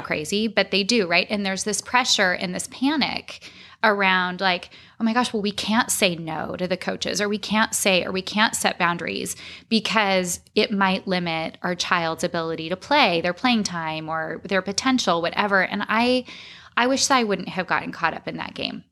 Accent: Arizona, United States; I grew up in Arizona.

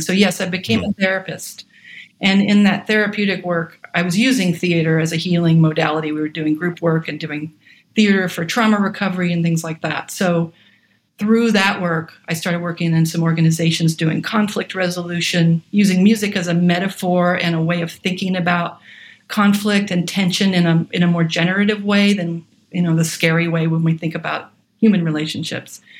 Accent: Atlanta, Georgia, United States; moved away as an adult; also born or lived in Oregon; I was born in Atlanta, Georgia, and had access to music lessons.

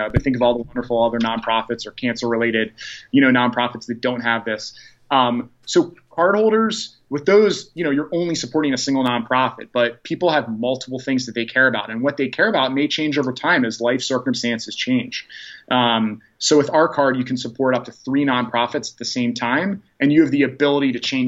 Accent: Baltimore County, Maryland, United States; we grew up in the Baltimore County area

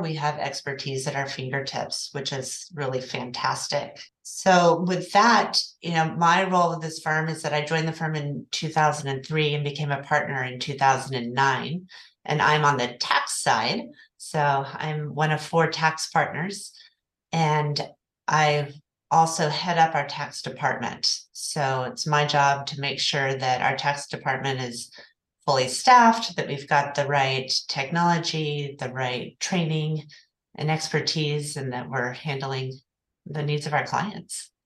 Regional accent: Oklahoma City, Oklahoma, United States; moved away as an adult; now in Santa Barbara, United States; I'm originally from Oklahoma City

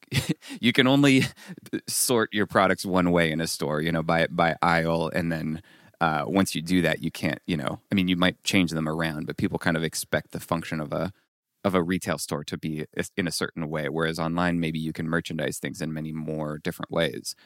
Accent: France; moved away as an adult; also born or lived in Colorado Springs; I came from, I grew up in France

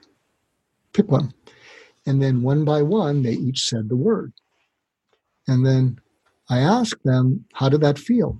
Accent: near Boston, Massachusetts, United States; moved away; I grew up near Boston

